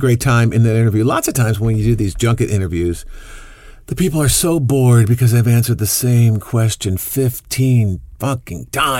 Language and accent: English; Chicago, Illinois, United States; now in Los Angeles, United States; I grew up in Chicago. I grew up at Wrigley Field, basically, since before I can remember.